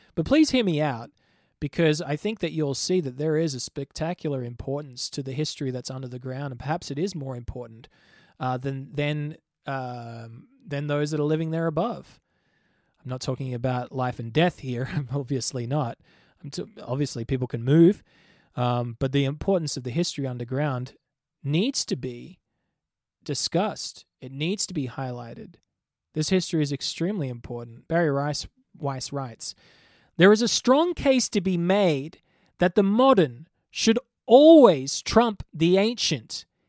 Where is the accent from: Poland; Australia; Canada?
Australia; moved away as an adult; also born or lived in Oklahoma, United States; now in Jerusalem, Israel; I'm Australian